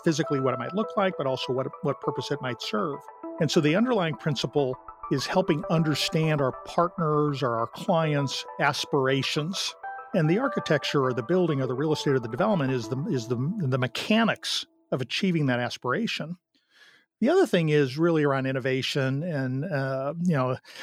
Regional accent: St. Louis, Missouri, United States; I grew up in St. Louis

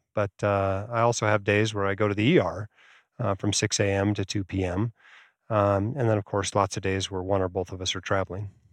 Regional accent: Alaska, United States; moved away; I grew up in Alaska

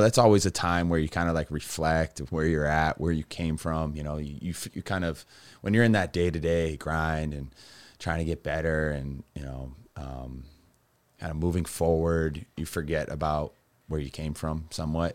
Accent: Massachusetts, United States; Growing up in Massachusetts

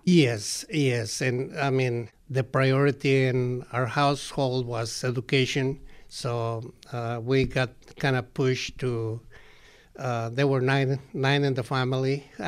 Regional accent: Colima, Mexico; moved away; some of the people in my hometown, in Colima

